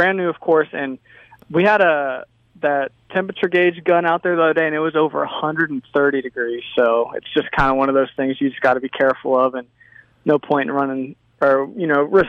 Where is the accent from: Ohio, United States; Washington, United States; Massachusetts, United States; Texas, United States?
Ohio, United States; moved away as an adult; now in Hattiesburg, United States; Yeah, so like I said, I'm from Ohio. I went to Ohio State, spent 4 years there.